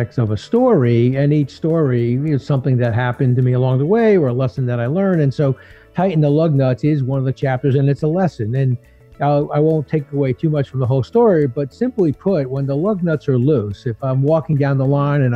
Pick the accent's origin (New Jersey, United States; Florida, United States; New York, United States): New Jersey, United States; as a kid growing up, I grew up in Jersey